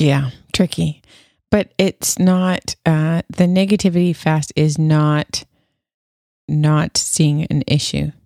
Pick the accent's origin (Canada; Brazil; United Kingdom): Canada; moved away; I'm still Canadian